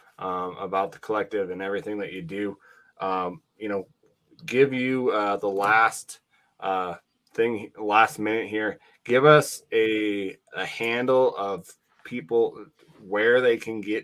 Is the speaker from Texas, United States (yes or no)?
no; Laurel, Montana, United States; now in Wyoming, United States; I grew up in Montana. I live in Wyoming. And so, you know, I grew up in Laurel, Montana.